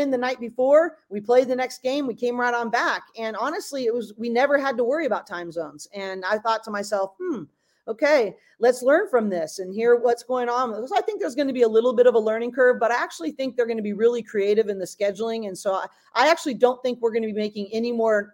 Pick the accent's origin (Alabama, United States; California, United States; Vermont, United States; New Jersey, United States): California, United States; Bay Area; I'm a West Coast kid. I grew up in the Bay Area